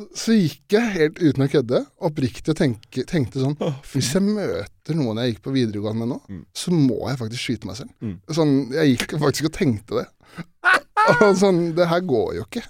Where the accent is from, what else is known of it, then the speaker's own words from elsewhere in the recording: Årnes, Akershus, Norway; har vokst opp, oppvokst på Årnes